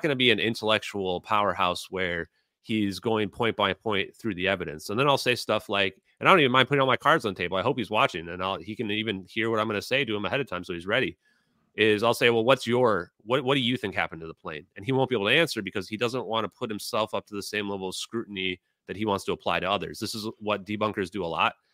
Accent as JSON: {"language": "English", "country": "United States", "said": "I'm a healthy American"}